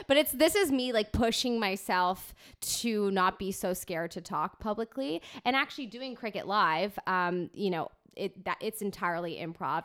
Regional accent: Toronto, Ontario, Canada; also born or lived in Ajax; I was born in Toronto

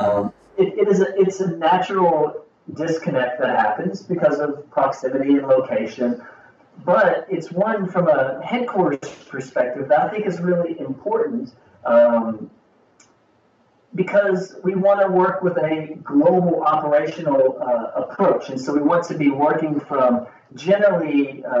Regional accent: Kentucky, United States; I'm from Kentucky here in the United States, in the southern part of the United States

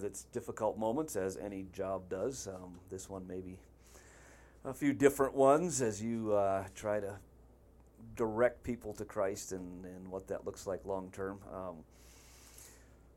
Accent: Wisconsin, United States; born and raised in Wisconsin

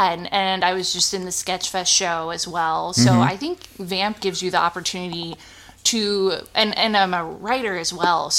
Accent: Reno, Nevada, United States; moved away as an adult; also born or lived in San Jose, California; now in Bay Area, United States; But we all moved together in 95. And I grew up in Reno, Nevada, went to college there, and then moved to the Bay Area in 2014

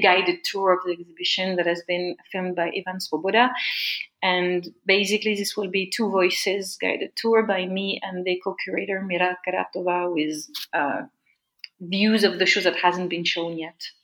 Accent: France; I come from France

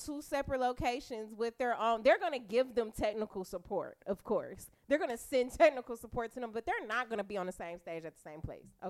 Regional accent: Detroit, Michigan, United States; feel like because I'm from Detroit, I'm supposed to go with … because … is kind of basically from here.

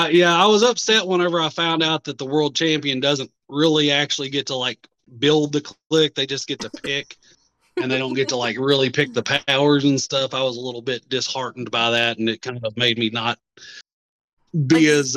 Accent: Tennessee, United States; born there; now in Kentucky, United States; cause I was born in Tennessee, lived there for part of my life, moved to Kentucky, lived there for part of my life, moved back to Tennessee, then moved back to Kentucky.

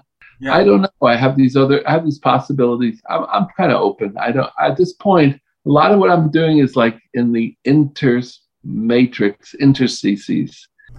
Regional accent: Colorado, United States; and I was from Colorado

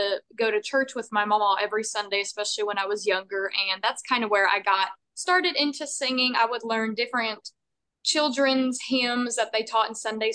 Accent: Bluefield, Virginia, United States; moved away as an adult; now in Nashville, United States; I was born and raised in Bluefield, Virginia up until 5 months

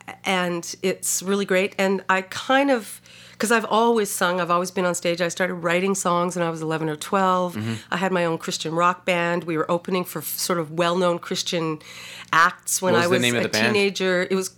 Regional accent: Vancouver, British Columbia, Canada; born there; I was born in Vancouver and we were Canadian. We traveled all over Canada, but also in the States quite a bit too

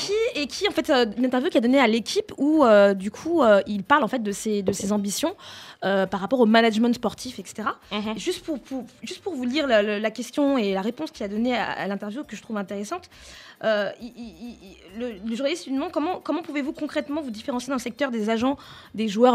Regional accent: France; je, suis née en France, j'ai grandi en France

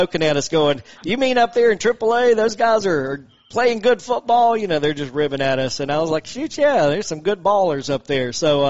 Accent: Toccoa, Georgia, United States; I'm originally from Toccoa, Stevens County

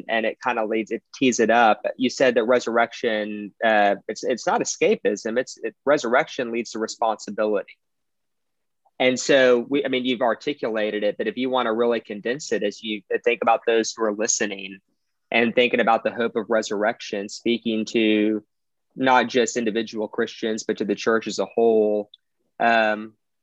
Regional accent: Beaumont, Texas, United States; I'm from Beaumont, Texas. It's kind of Southeast Texas, right by the border of Louisiana

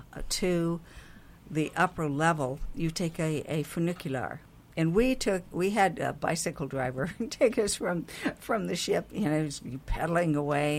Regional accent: Montana, United States; now in Hawaii, United States; I grew up in Montana

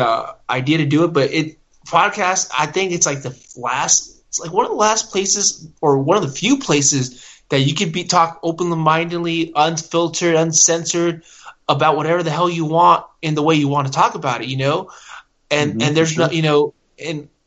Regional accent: Long Beach, California, United States; I grew up in Long Beach

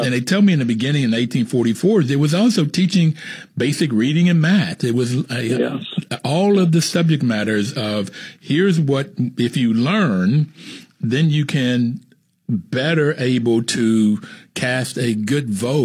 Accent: the South, United States; I grew up in the South

